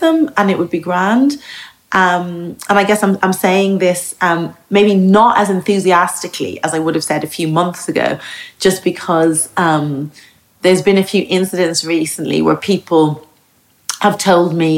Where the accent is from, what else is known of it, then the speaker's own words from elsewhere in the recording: Dublin, Leinster, Ireland; moved away as an adult; also born or lived in United States; now in Margate, United Kingdom; I grew up in Ireland, like that I'm Irish.